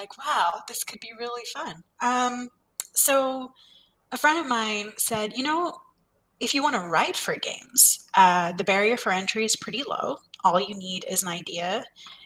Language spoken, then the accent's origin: English; India; moved away as an adult; I grew up in India